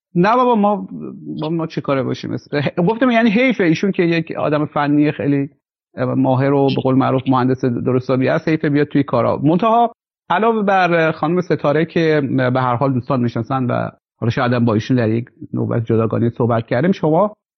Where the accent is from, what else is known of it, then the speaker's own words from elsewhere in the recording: Khorasan, Iran; به عنوان خراسانی تبریم